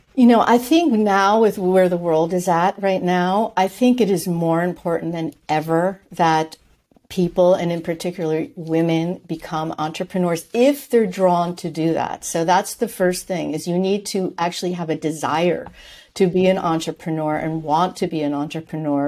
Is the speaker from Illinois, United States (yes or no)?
no; New York, United States; moved away as an adult; also born or lived in Switzerland; I'm from New York.